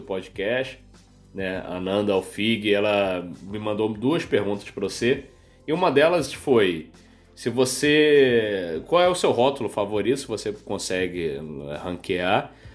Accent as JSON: {"language": "Portuguese", "region": "Rio de Janeiro", "country": "Brazil", "tie": "born or raised there", "said": "eu sou carioca, crescido aí no, no subúrbio de Janeiro"}